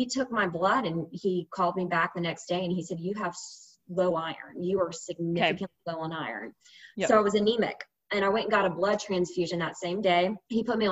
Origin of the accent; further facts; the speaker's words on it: South Carolina, United States; moved away; also born or lived in Mississippi; I'm from South Carolina